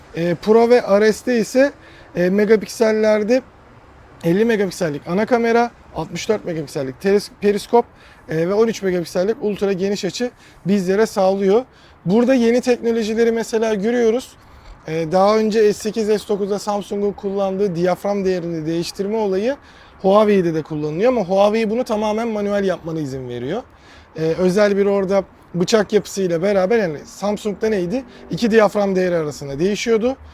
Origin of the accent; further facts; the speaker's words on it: Aydın, Turkey; moved away; ben Aydınlıyım